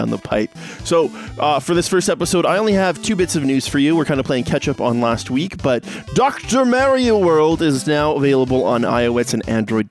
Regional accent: Canada; I am Canadian myself

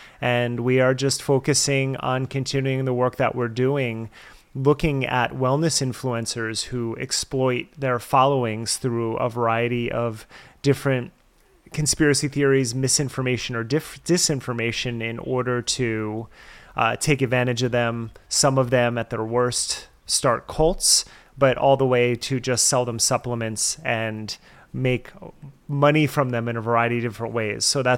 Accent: New Jersey, United States; now in Portland, United States; okay. I'm from New Jersey.

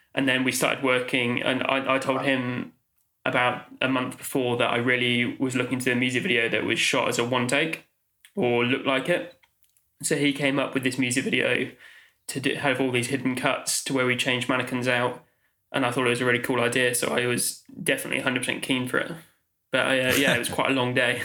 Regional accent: Oxford, South East England, United Kingdom; moved away as an adult; now in London, United Kingdom; I grew up in Oxfordshire, uh, Oxford

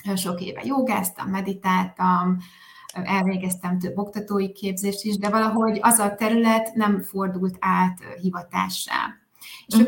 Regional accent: a small village in Tolna County, Hungary; moved away as an adult; also born or lived in Spain / Sweden; én egy kis Tolna megyei faluból származom, családból, helyi iskolába jártam, egy közeli gimnáziumban érettségiztem, egészen 18 éves koromig szinte alig hagytam el azt a környéket

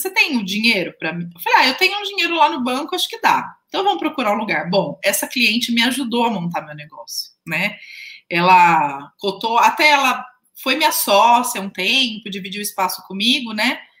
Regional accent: near Jundiaí, São Paulo, Brazil; accent: interior (caipira) accent, retroflex r in 'porta'; lá na casa da minha mãe é casa de interior, né? Então, vocês viram que o meu sotaque, né? Eu falo porta, né? Não sou de Jundiaí

